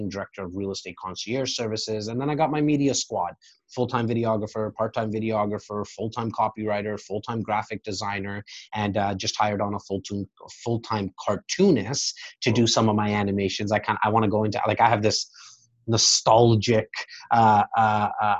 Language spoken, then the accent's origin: English; Toronto, Ontario, Canada; I'm born and raised in Rexdale